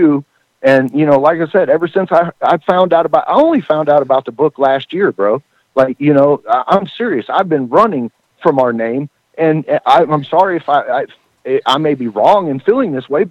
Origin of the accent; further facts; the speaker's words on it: Kentucky, United States; I am from Kentucky